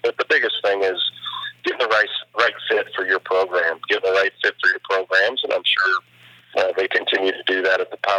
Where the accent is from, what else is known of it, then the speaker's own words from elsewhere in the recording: Iowa, United States; growing up in the Midwest, I was around a lot of the mid-major schools in the state in Northern Iowa